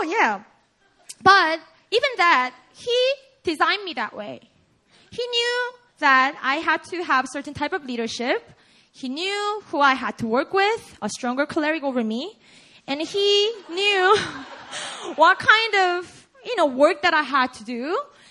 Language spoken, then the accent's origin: English; South Korea; accent: Konglish; first language Korean; English is a second language; now in United States; I'm just a Korean native